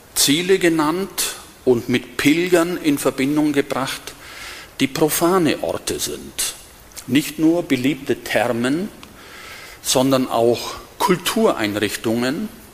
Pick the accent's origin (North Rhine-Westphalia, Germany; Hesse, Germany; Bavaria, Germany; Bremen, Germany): Bavaria, Germany; west of Augsburg, Diocese of Augsburg; moved away as an adult; now in Berlin, Germany; ich stamme aus dem Bistum Augsburg und bin hier aufgewachsen. Nicht hier in Benediktbeuren, paar Kilometer entfernt, westlich von Augsburg